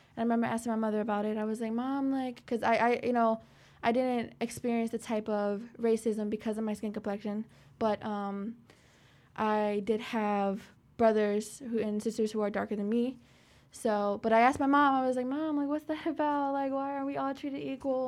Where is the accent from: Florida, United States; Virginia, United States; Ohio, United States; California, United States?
Virginia, United States; Petersburg; I grew up in Petersburg